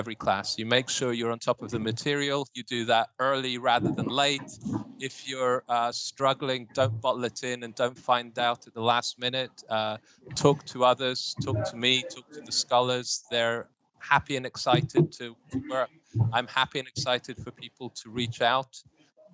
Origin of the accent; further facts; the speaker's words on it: United Kingdom; moved away; I'm a Brit with a proper classical education